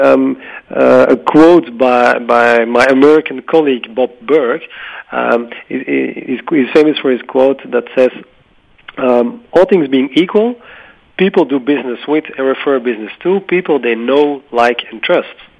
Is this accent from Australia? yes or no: no; Belgium; in Belgium, my home country